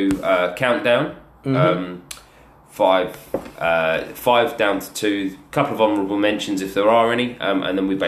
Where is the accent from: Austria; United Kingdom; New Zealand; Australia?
United Kingdom; England; as an Englishman